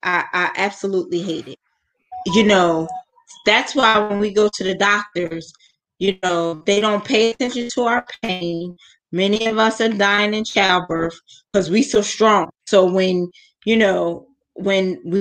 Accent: United States; As an American

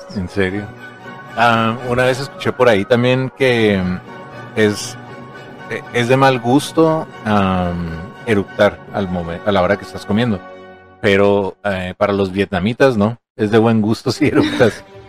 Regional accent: Mexico; como buen mexicanos que somos

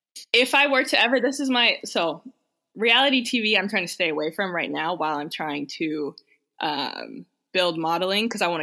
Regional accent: Dallas, Texas, United States; also born or lived in Malibu; now in New York City, United States; I'm originally from Dallas.

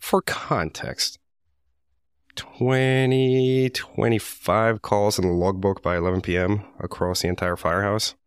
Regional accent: Medellin, Antioquia, Colombia; English is a second language; now in United States; I was born and raised in Medellin, Colombia

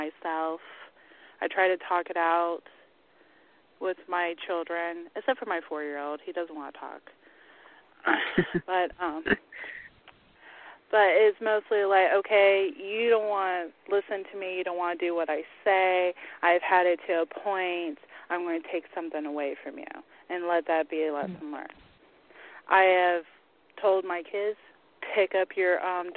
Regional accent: the South, United States; I am from the South

